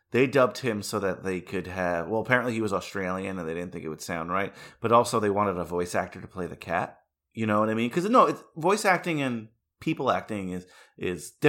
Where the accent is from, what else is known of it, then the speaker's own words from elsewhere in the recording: California, United States; I'm from California, bro. It's like, sorry.